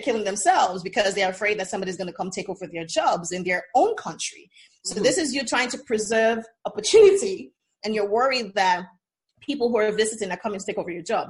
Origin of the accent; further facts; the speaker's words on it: East, Nigeria; Because, well, I'm from the East, right?